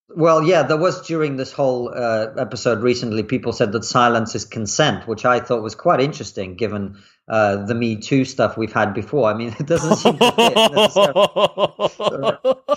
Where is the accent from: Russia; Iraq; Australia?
Russia; moved away; I grew up in Russia in the nineties